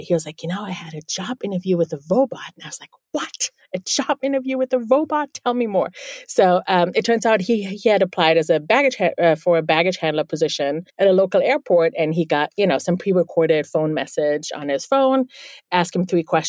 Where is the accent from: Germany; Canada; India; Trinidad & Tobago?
Germany; Bielefeld, North Rhine-Westphalia; first language German; English is a second language; now in New York City, United States; I'm actually from the Northwest. It's a town called Bielefeld